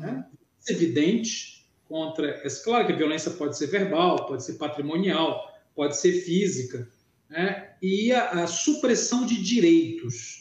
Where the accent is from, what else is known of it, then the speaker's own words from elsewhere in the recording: Belém, Pará, Brazil; now in Belo Horizonte, Brazil; eu estou aqui de Belo Horizonte, moro em Belo Horizonte. Eu sou natural de Belém do Pará, uh lá onde Jesus nasceu, mas moro em BH